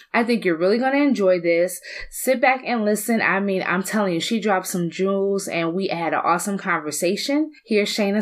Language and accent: English; Detroit, Michigan, United States; growing up in Southwest Detroit